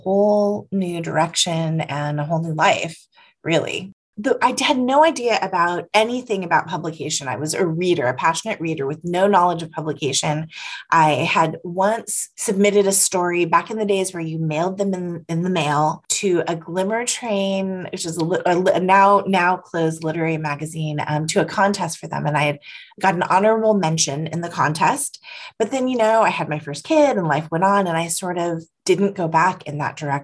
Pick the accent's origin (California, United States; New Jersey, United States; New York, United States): California, United States; San Francisco; I was born in San Francisco